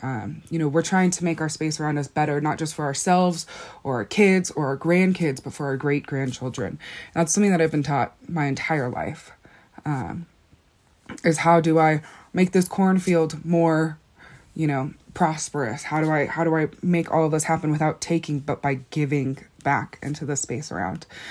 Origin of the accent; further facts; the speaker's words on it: Black Mesa, Arizona, United States; I'm from Black Mesa